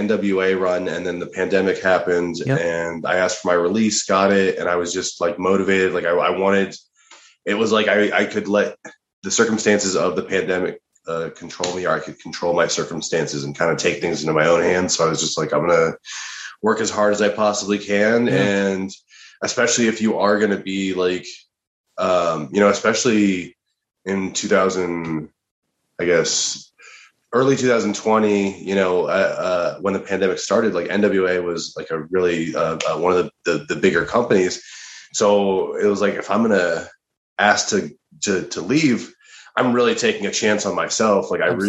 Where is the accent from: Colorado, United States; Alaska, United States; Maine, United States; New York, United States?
Colorado, United States; moved away as an adult; now in Los Angeles, United States; No, I'm from Colorado originally. Okay. I moved out to LA, I guess, like 4.5 years ago now.